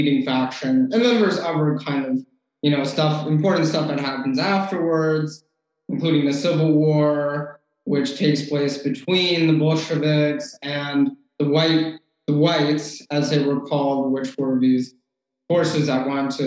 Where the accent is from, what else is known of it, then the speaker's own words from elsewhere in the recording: Washington, District of Columbia, United States; I'm originally from the Washington, D.C. area.